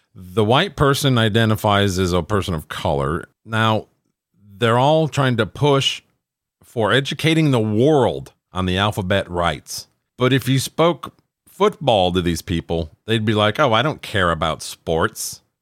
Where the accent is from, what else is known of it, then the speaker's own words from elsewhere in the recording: Minnesota, United States; my home state of Minnesota